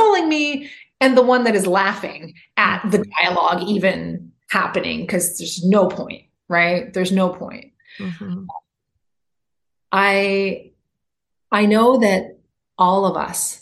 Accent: Canada; now in United States; I'm Canadian. I come from a place where it's possible to go to the doctor no matter whether or not you have a job

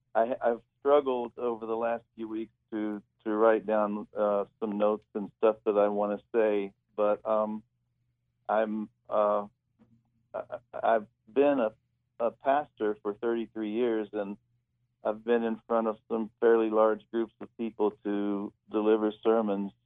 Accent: Huntington, West Virginia, United States; moved away; I was born and raised in Huntington, and here in the East End on Merrill Avenue

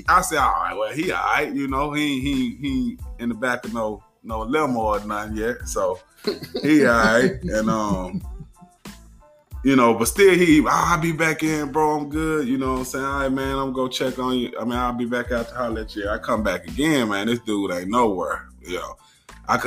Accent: Arkansas, United States; I'm from Arkansas

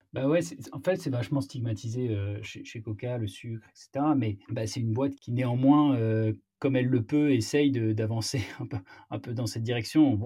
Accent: Marseille, Provence-Alpes-Côte d'Azur, France; moved away as an adult; now in Paris, France; je viens de Marseille. Je suis monté à la capitale, comme on dit, après mon, après mon bac.

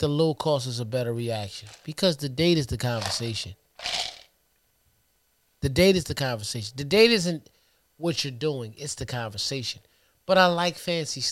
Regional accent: Trenton, New Jersey, United States; we grew up in Trenton.

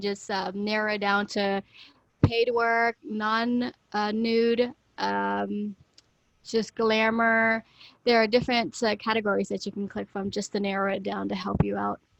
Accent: Florida, United States; moved away as an adult; I moved from my home state of Florida to here to further my career as a model

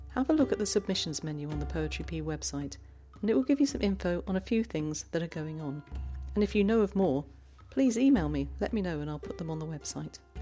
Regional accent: London, United Kingdom; also born or lived in Ireland; now in Zurich, Switzerland; I grew up in South London

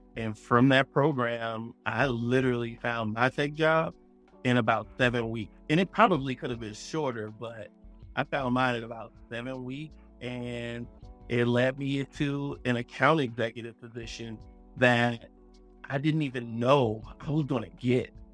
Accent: Miami, Florida, United States; also born or lived in Tallahassee, Florida; I'm from Miami, Florida

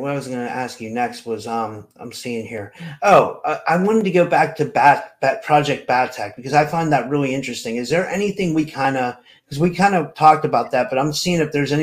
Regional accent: Pennsylvania, United States; I'm from Pennsylvania.

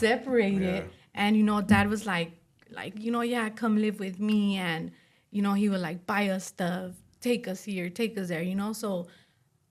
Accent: Los Angeles, California, United States; I was born and raised in Boyle Heights, East

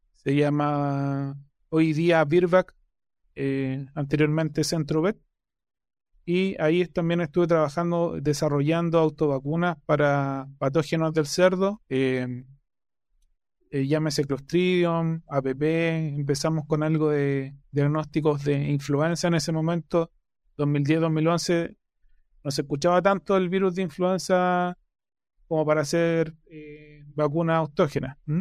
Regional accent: Chillán, Ñuble, Chile; moved away; also born or lived in Concepción, Chile; soy oriundo de Chillán, de Chile

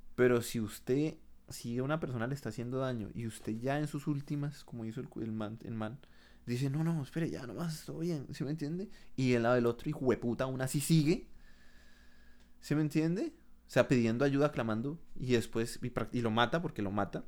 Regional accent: Colombia; moved away as an adult; now in Canada; yo me fui de Colombia

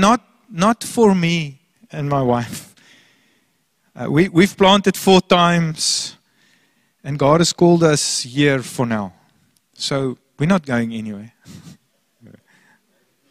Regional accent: Port Elizabeth, Eastern Cape, South Africa; moved away as an adult; now in Hermanus, South Africa; Port Elizabeth, my hometown. My parents lived there. I grew up there.

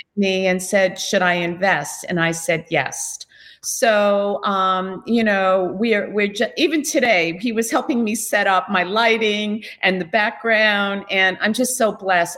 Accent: Islip, New York, United States; I was a Long Island girl. I grew up in Islip

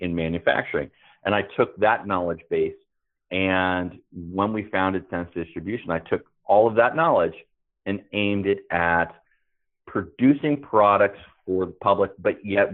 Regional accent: San Francisco, California, United States; also born or lived in Marin County / Oregon / Wyoming; I grew up in the San Francisco Bay Area, primarily in San Francisco and Marin County, right across the Golden Gate Bridge

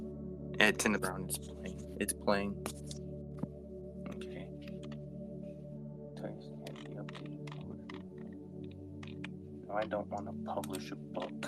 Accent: Palmdale, California, United States; I'm from Palmdale, California.

